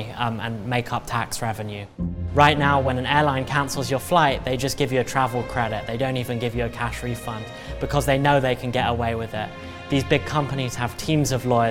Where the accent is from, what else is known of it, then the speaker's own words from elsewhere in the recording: England, United Kingdom; now in United States; I'm originally from England, and when I moved here, I was a terrible driver